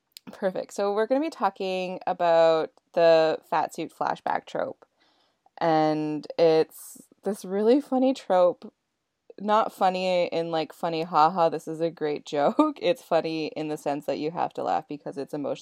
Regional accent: Dawson Creek, British Columbia, Canada; now in Vancouver, Canada; my hometown in Dawson Creek

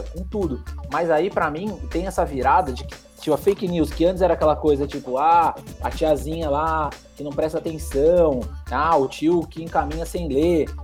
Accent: Mogi das Cruzes, São Paulo, Brazil; eu sou aqui de Mogi das Cruzes, próximo de vocês, né? Aqui da região do, do Alto Tietê.

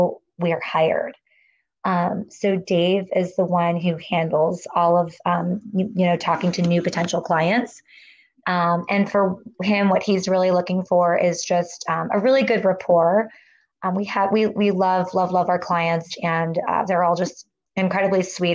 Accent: Virginia, United States; I grew up living in Virginia with my mom and my grandparents, but then I would spend summers with my dad in the Midwest outside of Chicago

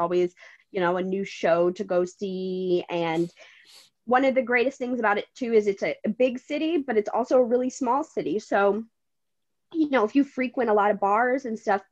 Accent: Connecticut, United States; moved away as an adult; now in New York City, United States; my original home state is Connecticut, but I've been here since I was 18. So I am definitely a New Yorker

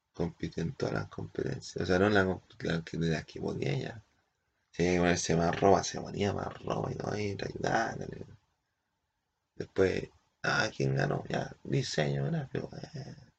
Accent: Easter Island, Valparaíso, Chile; venimos del Isla de Pascua

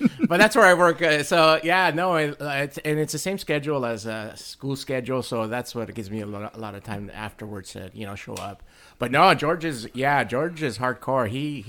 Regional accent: Mexico; born there; moved away; No, actually, I was born in Mexico and we moved with.

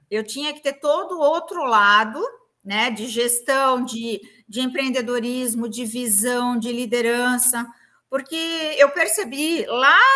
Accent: Santa Catarina, Brazil; então eu moro hoje em Floripa, sou de Santa Catarina.

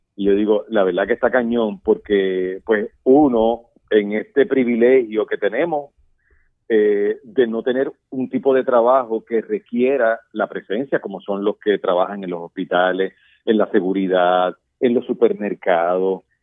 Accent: Puerto Rico; como los puertorriqueños. Mira, nosotros vivimos hace tres años un huracán

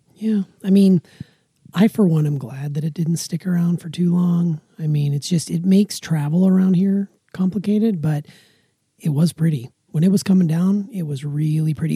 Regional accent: Montana, United States; moved away; also born or lived in Wisconsin; where I grew up in Montana

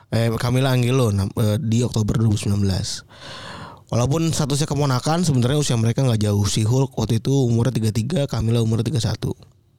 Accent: Java, Indonesia; now in Jakarta, Indonesia; dari Jawa ya eh aku perantau

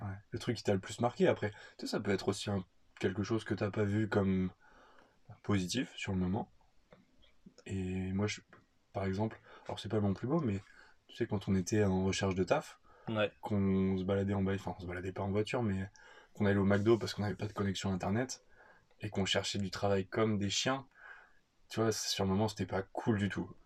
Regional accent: France; moved away as an adult; also born or lived in Australia; notre goût pour la bouffe en tant que Français

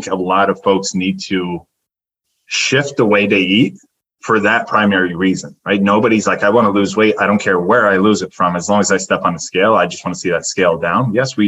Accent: New Jersey, United States; Like, I grew up in Jersey. I'll do a bagel with cream cheese

